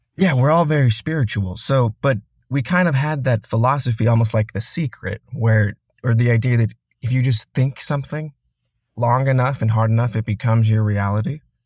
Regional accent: Sandy, Utah, United States; I grew up in Sandy, Utah. It's a suburb of Salt Lake City

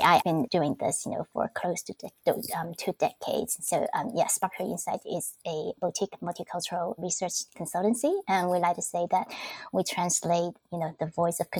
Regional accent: Taiwan; moved away as an adult; now in United States; I am originally from Taiwan

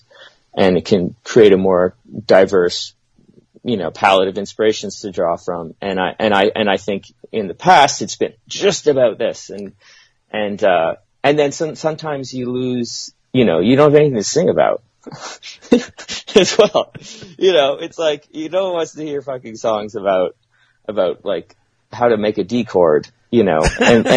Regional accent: Winnipeg, Manitoba, Canada; we're from Winnipeg, Manitoba, Canada

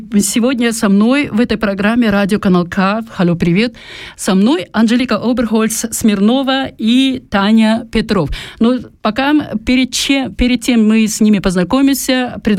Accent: Kyiv, Ukraine; now in Zurich, Switzerland; Я родом с Украины

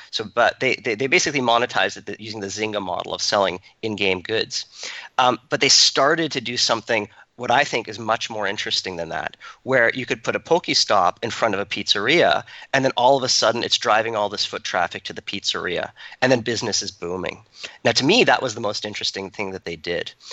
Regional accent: Canada; moved away as an adult; also born or lived in Toronto; now in Silicon Valley, United States; we grew up in Canada

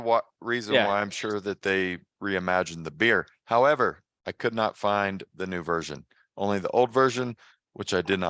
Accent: South Carolina, United States; Bo and I used to rip and shred in the streets of my hometown in South Carolina back when we were teenagers.

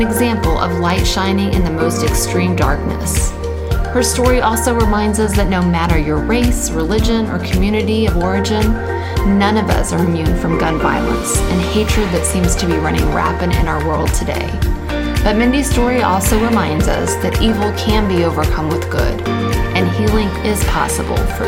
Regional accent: Kansas City, United States; moved away as an adult; also born or lived in Tulsa, Oklahoma / Overland Park, Kansas; I was born and raised in Kansas City.

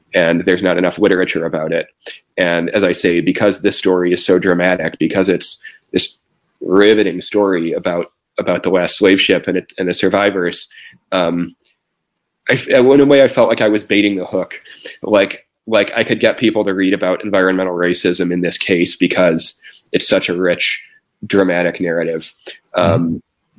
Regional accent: Midwest, United States; a pretty conservative teenager, actually growing up in the Midwest.

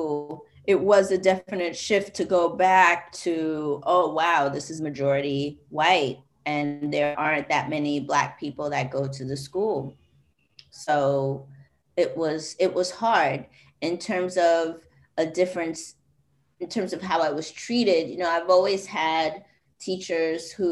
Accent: New York City, New York, United States; I'm originally from Jamaica, Queens, and it is like 99.9999 probably 100% Black

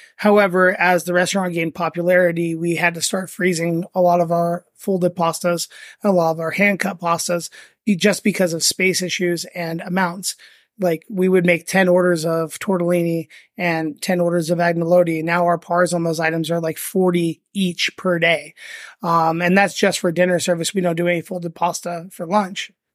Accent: Las Vegas, Nevada, United States; moved away as an adult; also born or lived in Venice, California; now in Las Vegas, United States; I am from Vegas

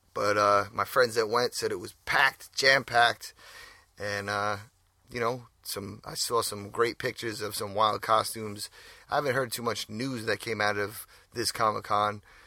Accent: New York, United States; we're from New York.

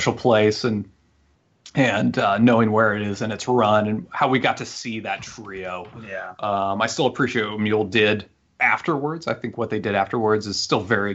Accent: Central Illinois, United States; where we grew up in Central Illinois

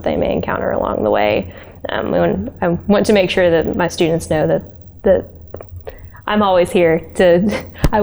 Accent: Roane County, Tennessee, United States; I'm a local. I grew up like in Roane County

